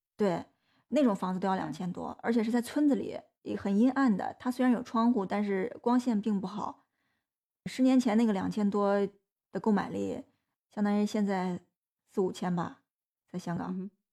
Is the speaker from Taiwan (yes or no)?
no; China; 就是在我们内地很多青年